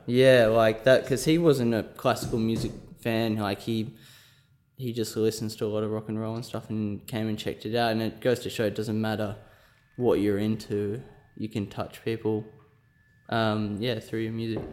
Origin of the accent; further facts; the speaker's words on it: Scone, New South Wales, Australia; moved away as an adult; also born or lived in Sydney; I'm from New South Wales. I'm from a small country town called Scone, population about three thousand.